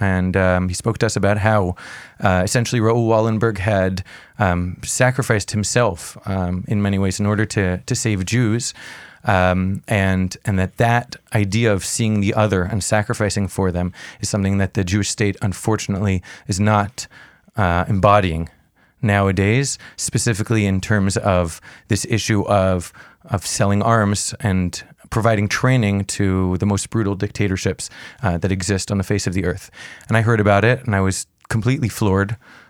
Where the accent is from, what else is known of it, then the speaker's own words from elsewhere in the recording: Montreal, Quebec, Canada; now in Jerusalem, Israel; I grew up in Montreal. I'm a Canadian boy.